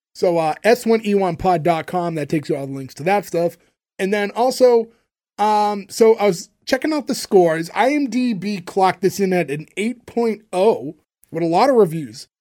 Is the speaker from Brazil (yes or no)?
no; Canada